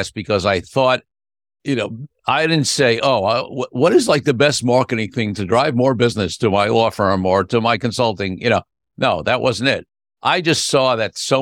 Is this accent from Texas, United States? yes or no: no; New York City, New York, United States; I'm a Brooklyn boy myself